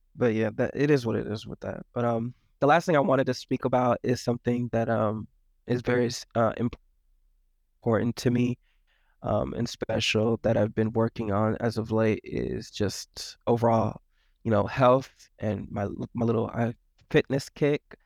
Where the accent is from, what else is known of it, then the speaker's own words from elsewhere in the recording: Florida, United States; I'm from Florida